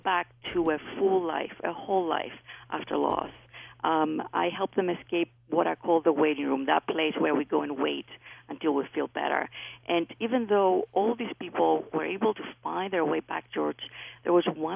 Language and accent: English; Greece; accent: Greek; moved away; I was raised in Greece. That's where my accent is from.